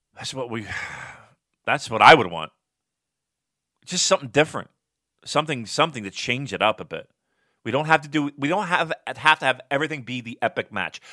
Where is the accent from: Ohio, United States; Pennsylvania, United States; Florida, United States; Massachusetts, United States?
Pennsylvania, United States; Philadelphia; I'm from Philly